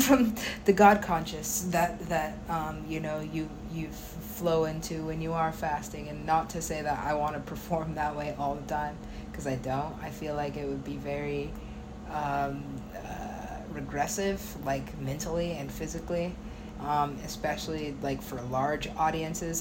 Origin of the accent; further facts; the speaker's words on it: United States; being an American